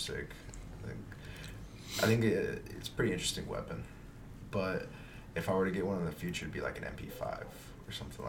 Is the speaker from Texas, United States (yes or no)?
yes; Houston, Texas, United States; born or raised there; moved away as an adult; also born or lived in San Antonio, Texas / Mexico City, Mexico; now in Lubbock, United States